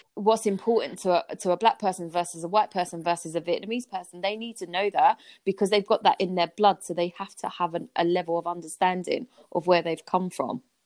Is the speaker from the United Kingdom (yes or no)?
yes; London, United Kingdom; I grew up in Peckham, southeast yeah. London